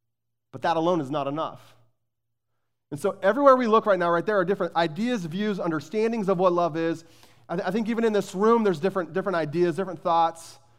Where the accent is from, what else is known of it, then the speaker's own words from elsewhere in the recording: Arizona, United States; I grew up in Arizona. I've shared that with you many times. And I grew up as a passionate University of Arizona Wildcat basketball fan.